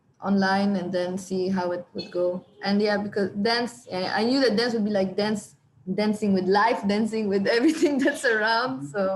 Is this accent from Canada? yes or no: no; Egypt; I'm from Egypt.